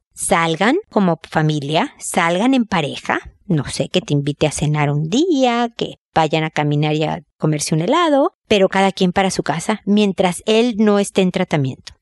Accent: Mexico; now in Chile; yo vivo en Chile, soy mexicana, pero vivo en Chile

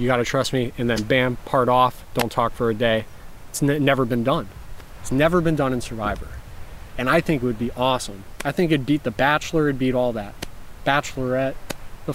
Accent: Florida, United States; I'm from Florida

